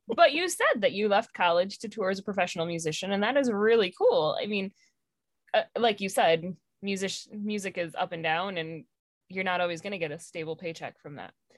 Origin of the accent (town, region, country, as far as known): Michigan, United States